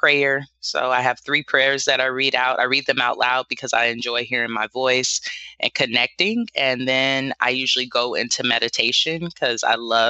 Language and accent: English; Los Angeles, California, United States; now in Bay Area, United States; I grew up in South Central LA in the hood